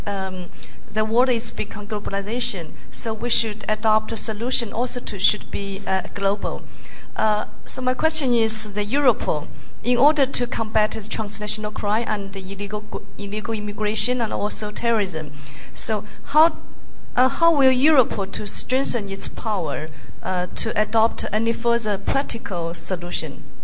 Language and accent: English; China; I came from China and I'm police officer in China.